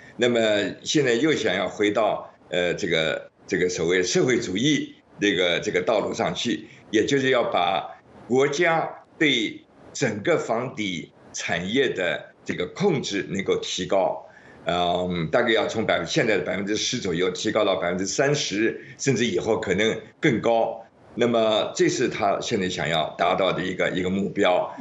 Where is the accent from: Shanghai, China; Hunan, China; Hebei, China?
Shanghai, China; 我是上海的